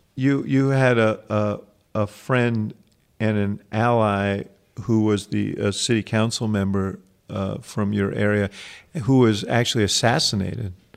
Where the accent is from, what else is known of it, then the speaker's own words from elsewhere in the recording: New York, United States; Growing up in New York